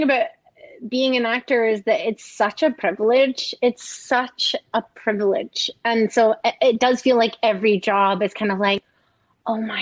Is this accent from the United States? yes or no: no; Scotland, United Kingdom; I grew up in Scotland